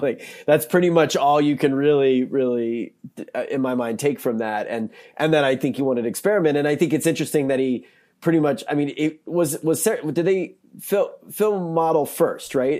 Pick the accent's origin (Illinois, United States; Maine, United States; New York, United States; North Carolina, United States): North Carolina, United States; now in Missouri, United States; I'm from North Carolina, I live in Missouri now